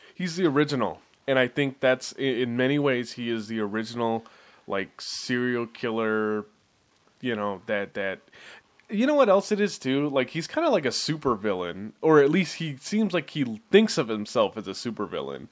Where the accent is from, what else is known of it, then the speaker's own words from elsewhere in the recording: Bay Area, California, United States; we are from the Bay Area